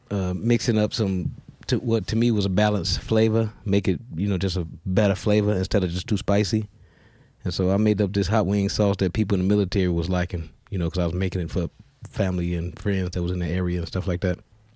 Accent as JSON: {"language": "English", "town": "Chicago", "region": "Illinois", "country": "United States", "tie": "born or raised there", "also_born_or_lived": "Florida", "moved": "as an adult", "said": "originally I'm from Chicago. I moved here from Florida, but I'm originally from Chicago."}